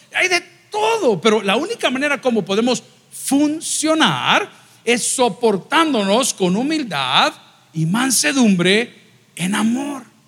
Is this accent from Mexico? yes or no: no; El Salvador; cuántos somos salvadoreños aquí